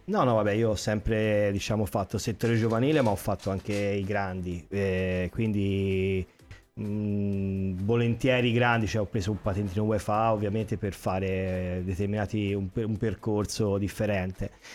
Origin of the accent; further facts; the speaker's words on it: Pisa, Tuscany, Italy; moved away as an adult; now in Sanremo, Italy; io come hai già detto te vengo dalla Toscana, da Pisa